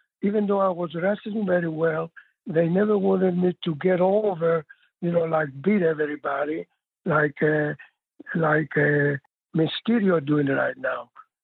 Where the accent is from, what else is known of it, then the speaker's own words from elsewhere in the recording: Rhodes, South Aegean, Greece; also born or lived in Australia / Florida / Oklahoma; now in Missouri, United States; I grew up in Rhodes, where near the sea